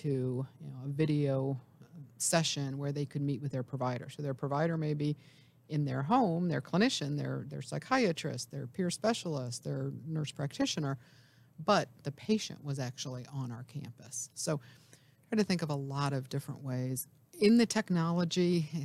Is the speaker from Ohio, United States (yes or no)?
yes; Ohio, United States; moved away as an adult; also born or lived in North Carolina; I spent most of my adult life in North Carolina and then came back home to Ohio about 10 years ago to see what was happening in my home state.